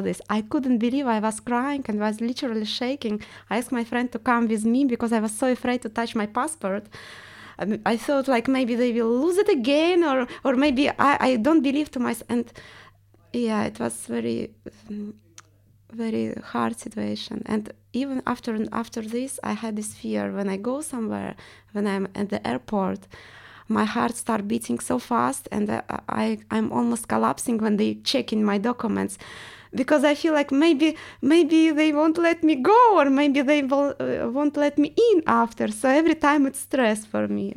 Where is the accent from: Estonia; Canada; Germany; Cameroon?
Estonia; accent: Russian; English is a second language; moved away as an adult; now in London, United Kingdom; I'm Russian, but I came from Estonia